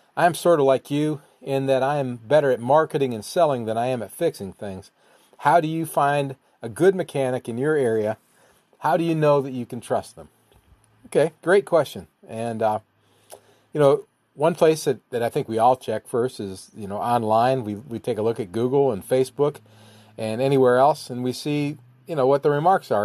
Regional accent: Ohio, United States; Nick and I grew up together in Ohio

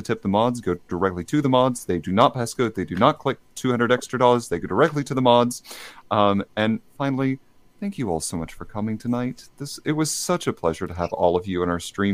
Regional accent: Texas, United States; I'm actually from Texas

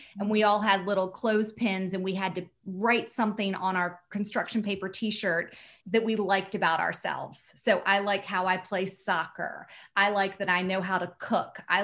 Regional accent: Norfolk, Virginia, United States; moved away as an adult; now in New York, United States; I'm from Norfolk, Virginia Beach.

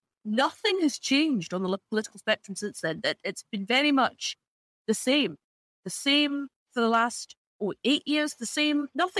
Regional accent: United Kingdom; I'm just British and I just bleed red, white and blue

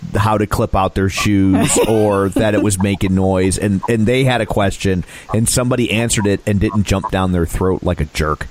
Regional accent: St. Louis, Missouri, United States; we're from St. Louis

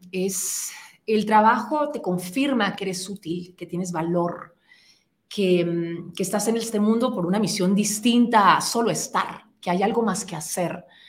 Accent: Guatemala; nosotros como guatemaltecos

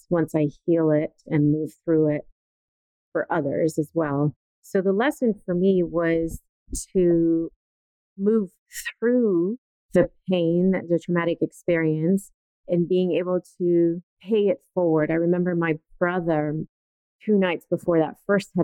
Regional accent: Italy; moved away as an adult; now in United States; I was born and raised in Italy

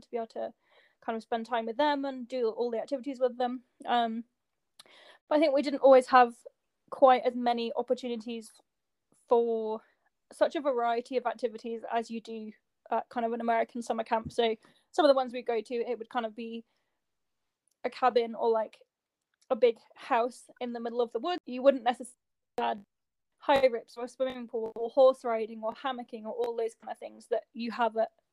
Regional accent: England, United Kingdom

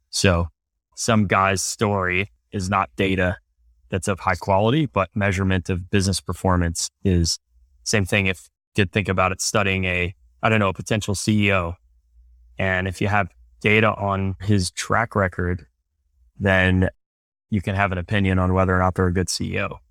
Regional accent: Cleveland, Ohio, United States; moved away as an adult; also born or lived in Princeton; I was born and raised in Cleveland, Ohio

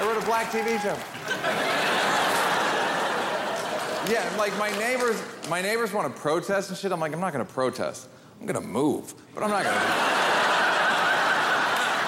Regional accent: New York, United States; now in Los Angeles, United States; I'm from New York

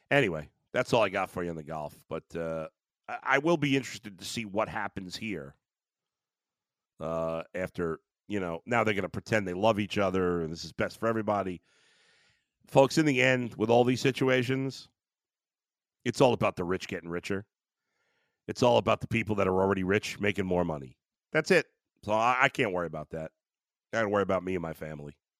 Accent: New York City, New York, United States; now in Cleveland, United States; growing up in Brooklyn

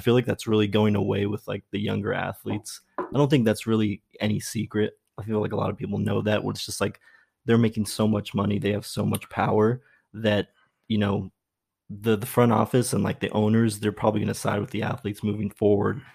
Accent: Brea, California, United States; also born or lived in Dallas, Texas; I grew up in Brea, so, like, um, between probably ninety-seven and two thousand one, lived in Brea

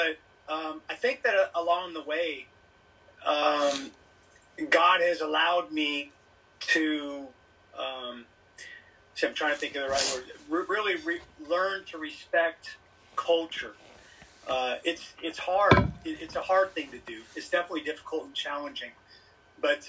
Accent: Sacramento, California, United States; moved away as an adult; also born or lived in Delaware / Japan; now in South Korea; I'm from Sacramento, California

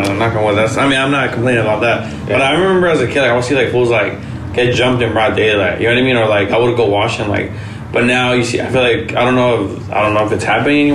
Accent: Mexico; first language Spanish; English is a second language; also born or lived in Florence, Los Angeles; now in Los Angeles, United States; I'm born in Mexico and I lived there like as a teenager

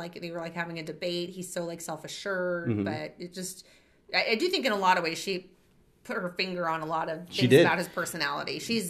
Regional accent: Colton, United States; I grew up in Colton.

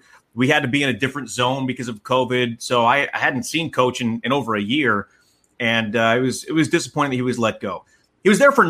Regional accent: New York area, United States; now in Portland, United States; growing up in the New York area

